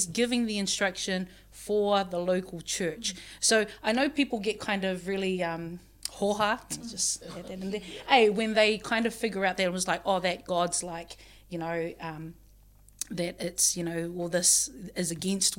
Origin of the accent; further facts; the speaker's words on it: Auckland, New Zealand; also born or lived in Samoa / Otago; I grew up Presbyterian, out in a church out in West Auckland